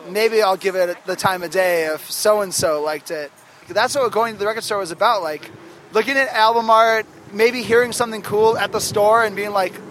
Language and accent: English; Los Angeles, California, United States; I'm like from Los Angeles and I'm 11 years old.